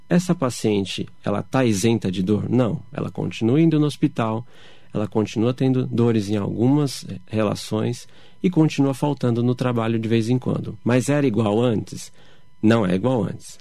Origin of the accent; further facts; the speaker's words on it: São Paulo, Brazil; eu ainda sou de São Paulo